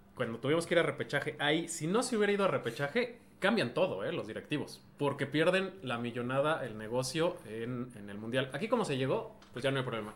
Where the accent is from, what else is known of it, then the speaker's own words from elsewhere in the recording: Mexico; como mexicano